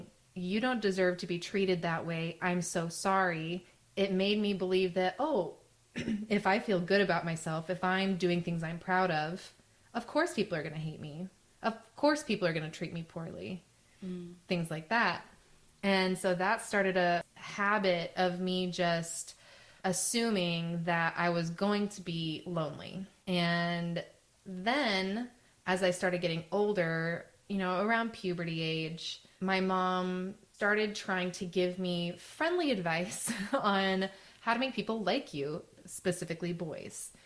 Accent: Arizona, United States; I grew up in Arizona to a single mom.

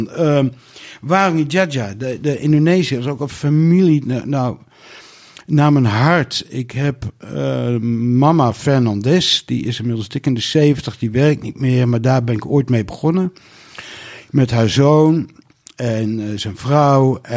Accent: Nijkerk, Gelderland, Netherlands; Nou, ik kom uit Nijkerk en ik ken allemaal mensen die in de vis zitten.

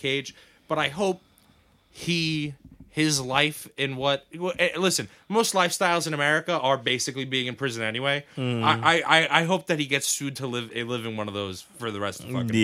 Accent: New York City, New York, United States; I grew up in New York

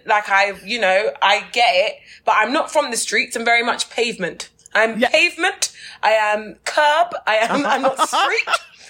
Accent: England, United Kingdom; I'm like, where would I swim? I'm from England.

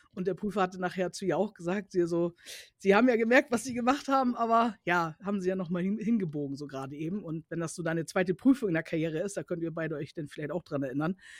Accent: Cuxhaven, Lower Saxony, Germany; also born or lived in Bremerhaven / North Rhine-Westphalia; ich komme nicht aus Braunschweig, ich komme halt aus äh, Cuxhaven

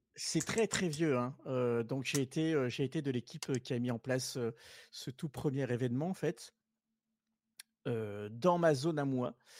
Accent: southern France, France; moved away as an adult; je suis originaire du sud à la base. je suis monté après mon adolescence dans le nord.

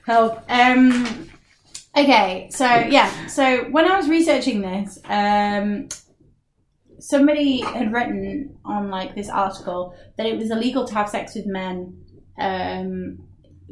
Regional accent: United Kingdom

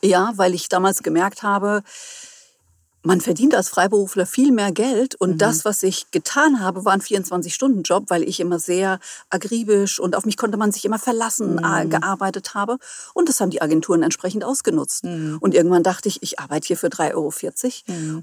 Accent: near Friedberg, Hesse, Germany; moved away as an adult; now in Hamburg, Germany; Ich komme ursprünglich aus dem Hessenland, mhm. bin dort auch geboren, also in der Nähe von Friedberg

